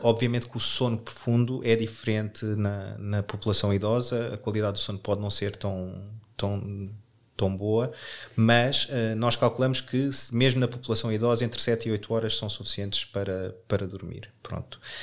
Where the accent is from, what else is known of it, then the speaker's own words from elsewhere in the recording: Portugal; nós, como bons portugueses